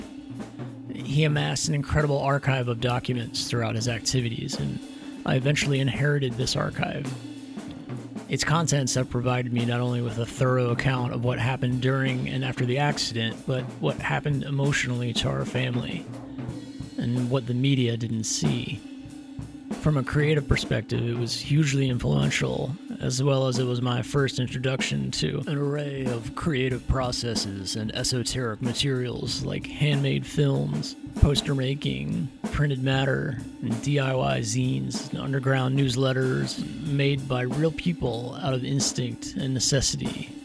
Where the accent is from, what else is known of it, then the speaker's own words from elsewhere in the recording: Middletown, Pennsylvania, United States; moved away as an adult; also born or lived in New York City; now in Linglestown, United States; I grew up here in Middletown, just a few minutes from the plant